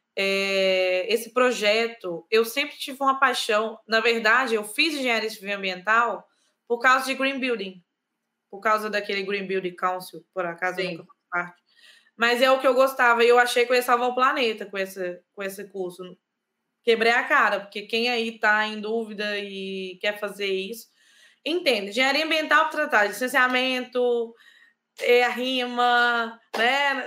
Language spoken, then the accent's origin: Portuguese; Brazil; moved away as an adult; also born or lived in Ireland / Lisbon, Portugal; now in Portugal; como brasileiro